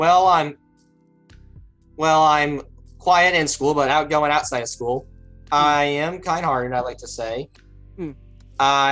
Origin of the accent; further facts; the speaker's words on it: Indiana, United States; I am from Indiana